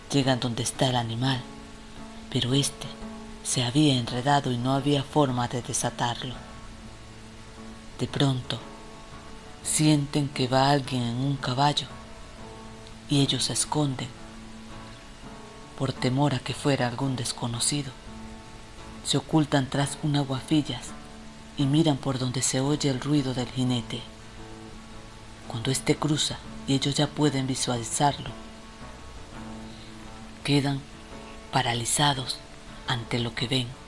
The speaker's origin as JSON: {"language": "Spanish", "country": "Venezuela", "said": "de Venezuela y decidí compartir con ustedes este pequeño, este relato"}